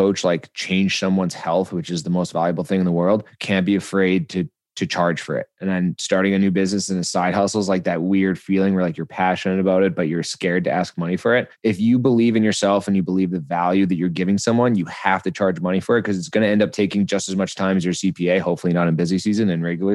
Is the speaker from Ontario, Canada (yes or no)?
no; British Columbia, Canada; also born or lived in Calgary, Alberta; Born in Calgary, moved to British Columbia when I was 6